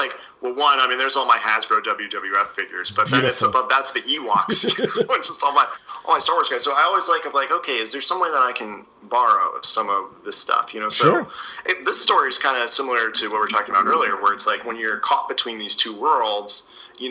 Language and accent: English; East Coast, United States; I grew up in the East Coast